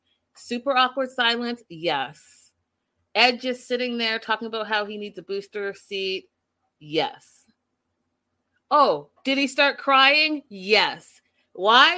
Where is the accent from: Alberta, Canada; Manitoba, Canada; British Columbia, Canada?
British Columbia, Canada; Pacific Northwest; I'm Canadian